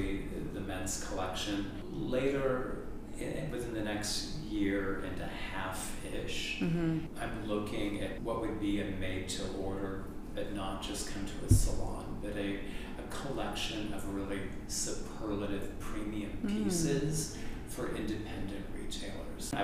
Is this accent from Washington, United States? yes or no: yes; Seattle, Washington, United States; now in New York, United States; As a kid growing up in Seattle in my early days in design school and even my senior year in high school